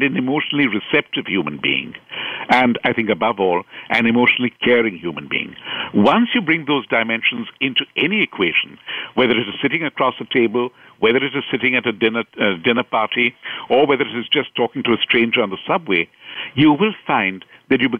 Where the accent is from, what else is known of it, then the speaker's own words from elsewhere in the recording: India; moved away as an adult; I've been very fortunate to live and work and grow up in India